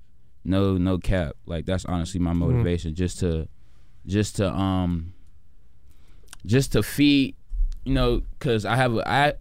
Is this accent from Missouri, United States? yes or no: no; Chicago, Illinois, United States; with Uptown though, I mean, I didn't have it as worse as some other kids did, but then again, it wasn't easy